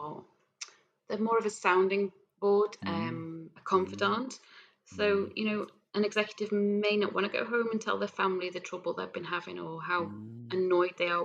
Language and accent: English; Isle of Man; I was from the Isle of Man